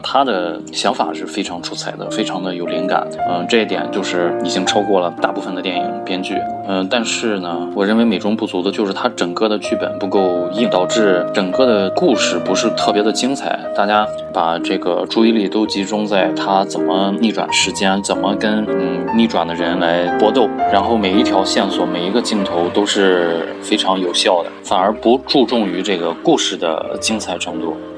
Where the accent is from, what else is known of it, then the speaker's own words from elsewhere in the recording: China; 我们中国人